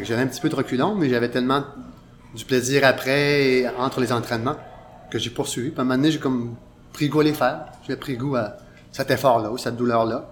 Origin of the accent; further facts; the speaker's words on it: Pohénégamook, Quebec, Canada; moved away as an adult; now in Montreal, Canada; Je viens de Ponegamouk, dans le bois une petite ville où il ce n'y avait pas tellement de choix d'activités sportives à faire